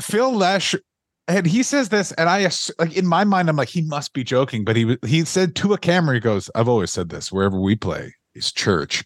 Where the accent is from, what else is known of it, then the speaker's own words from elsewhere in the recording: Ottawa, Ontario, Canada; I am from Ottawa